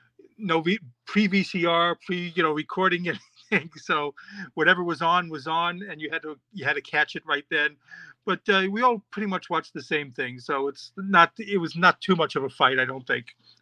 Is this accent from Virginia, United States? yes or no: no; New York, United States; born there; also born or lived in Mexico / Israel / Florida; I was born in New York, but, you know, I know you can't tell from the accent, but yes. But I've also lived in Mexico and Israel and Florida, all over the world.